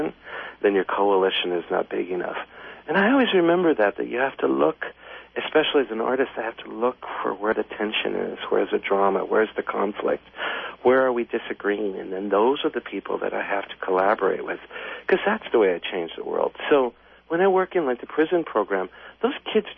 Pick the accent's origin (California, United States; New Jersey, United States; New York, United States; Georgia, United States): California, United States; Los Angeles; I grew up in this really, really poor neighborhood in downtown, right in the center of downtown L.A. It's called Pico Union.